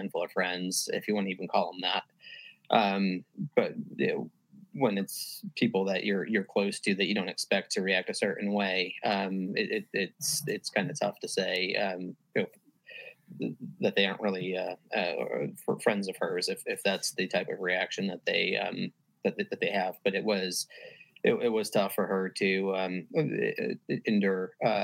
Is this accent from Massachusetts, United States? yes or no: no; Connecticut, United States; now in Virginia, United States; I'm from Connecticut.